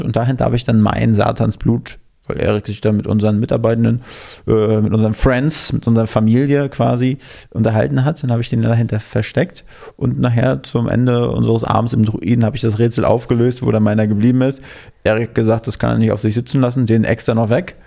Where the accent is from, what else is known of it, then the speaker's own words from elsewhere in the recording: near Schwerin, Mecklenburg-Vorpommern, Germany; now in Berlin, Germany; Aus der Nähe von Schwerin, aus Mecklenburg-Vorpommern